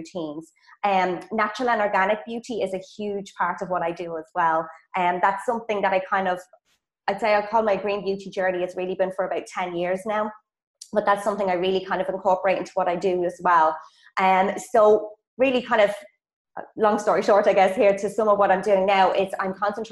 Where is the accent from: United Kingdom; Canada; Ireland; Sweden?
Ireland; accent: Irish; moved away as an adult; also born or lived in Munich, Germany / Australia; now in Poland; I'm Irish, so maybe some of you girls might recognize my accent.